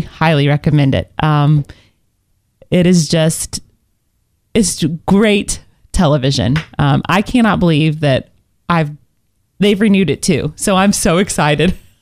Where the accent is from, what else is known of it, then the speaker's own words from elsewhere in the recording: Indiana, United States; I was born in Indiana and I played basketball my whole life